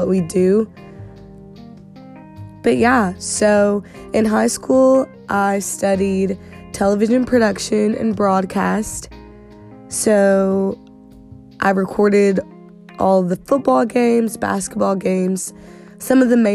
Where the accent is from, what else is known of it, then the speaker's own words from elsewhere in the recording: Southeast Missouri, United States; I'm from Southeast Missouri.